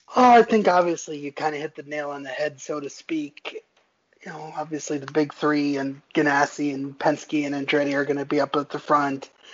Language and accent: English; Bethlehem, Pennsylvania, United States; I was born in Bethlehem, Pennsylvania, um, near Nazareth Speedway